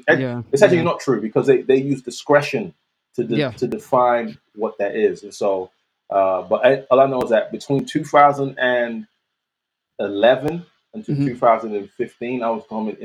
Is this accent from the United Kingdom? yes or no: yes; London, United Kingdom; I'm from South, Southwest, SW16.